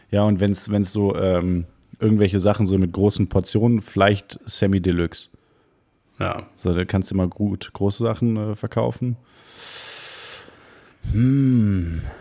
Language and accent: German; Cologne, North Rhine-Westphalia, Germany; Ich sehe als gebürtiger Kölner. Äh, ich sehe den Dom sehr selten.